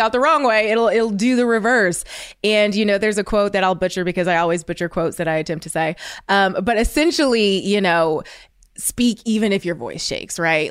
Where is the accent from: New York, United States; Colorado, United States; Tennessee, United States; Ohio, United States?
Ohio, United States; I'm from Ohio, and I, you know, I went to an all-white school